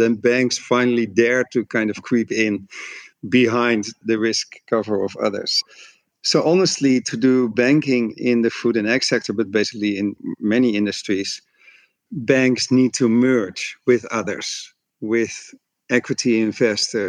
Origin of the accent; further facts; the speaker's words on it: Netherlands; my home country, the Netherlands